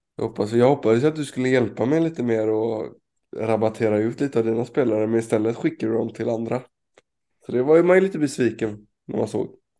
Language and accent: Swedish; Sweden; som svensk